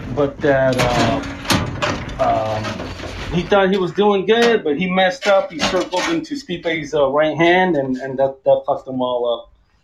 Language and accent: English; Los Angeles, California, United States; I was born in East